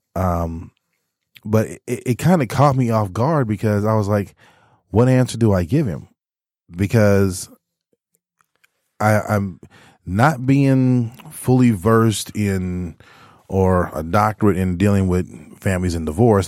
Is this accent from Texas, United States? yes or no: yes; Texas, United States; moved away; my main fallback was always the church growing up in Texas.